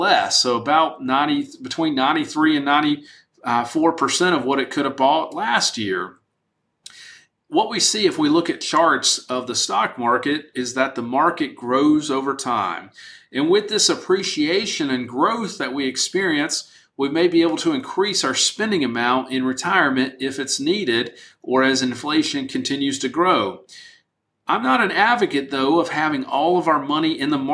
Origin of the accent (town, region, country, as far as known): United States